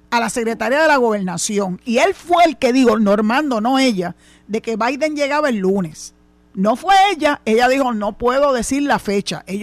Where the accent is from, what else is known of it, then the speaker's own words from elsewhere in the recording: Puerto Rico; Eso mismo, tú sabes cómo hablamos los boricuas.